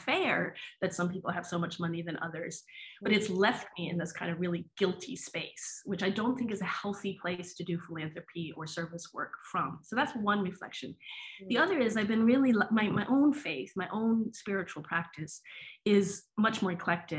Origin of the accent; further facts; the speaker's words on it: New England, United States; But I'm from New England, and my grandfather was a Protestant minister.